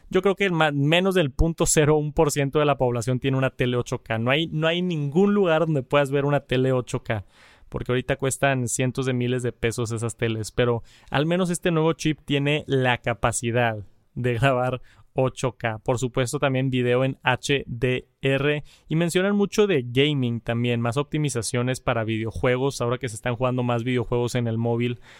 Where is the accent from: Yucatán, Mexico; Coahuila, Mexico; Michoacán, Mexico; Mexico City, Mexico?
Yucatán, Mexico; soy de María Yucatán. Actualmente estoy estudiando en la universidad.